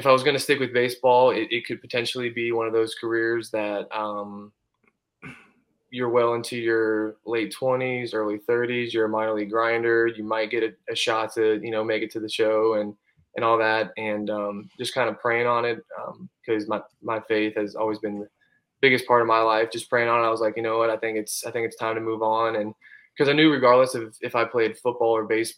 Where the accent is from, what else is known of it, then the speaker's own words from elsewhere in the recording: Bradenton, Florida, United States; born and raised in Bradenton, Florida